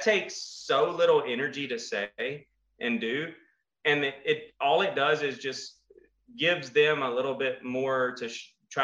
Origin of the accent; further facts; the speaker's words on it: Kinder, Louisiana, United States; I'm from Kinder, Louisiana. If you come out where I'm at, we have cows and fields.